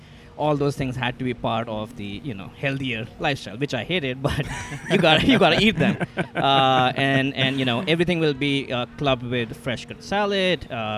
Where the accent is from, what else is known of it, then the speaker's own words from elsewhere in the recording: New Delhi, Delhi, India; moved away as an adult; New Delhi, India. Born and raised there. Did my engineering, worked there in supply chain, then came here for my master's.